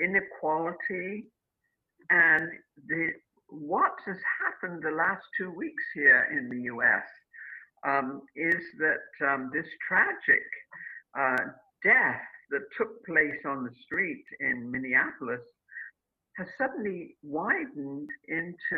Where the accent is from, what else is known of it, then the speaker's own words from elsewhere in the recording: United Kingdom; now in United States; I grew up in Britain, and I came to this country.